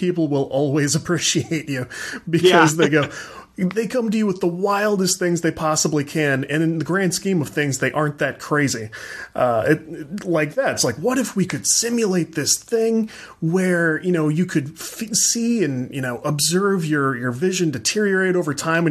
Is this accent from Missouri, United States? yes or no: yes; St. Louis, Missouri, United States; I'm from the States. I'm from the St. Louis area down here